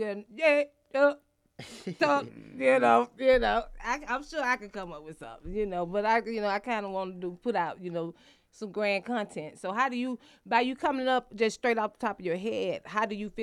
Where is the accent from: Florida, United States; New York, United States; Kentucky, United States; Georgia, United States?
Georgia, United States; Atlanta; I'm straight out of the ATL, you know, West End, Stewart Avenue.